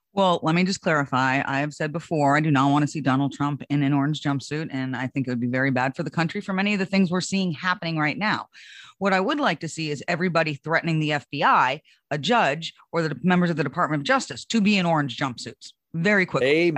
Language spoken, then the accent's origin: English; United States; as an American